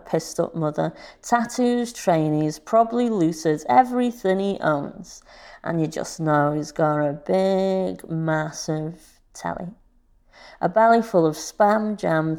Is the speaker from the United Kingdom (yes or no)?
yes; Skelmersdale, North West England, United Kingdom; I'm from Skem, and I'm a writer, performer, playwright